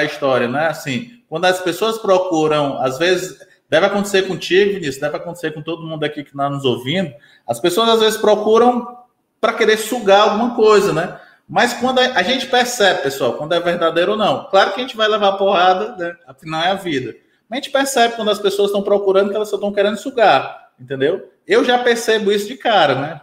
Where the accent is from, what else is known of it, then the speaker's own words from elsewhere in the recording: Ceará, Brazil; also born or lived in Fortaleza; now in Eusébio, Brazil; eu sou cearense